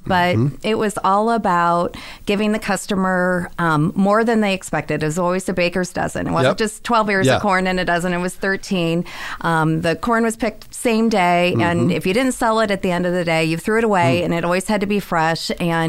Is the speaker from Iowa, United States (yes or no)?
yes; Eldridge, Iowa, United States; I grew up on a farm in small town Iowa, in Eldridge, Iowa.